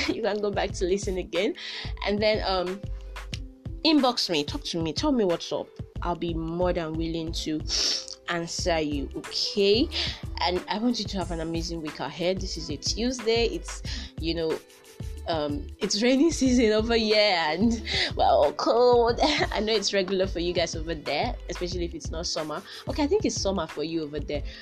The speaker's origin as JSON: {"language": "English", "country": "Nigeria", "said": "I'm a Nigerian, a proud Nigerian"}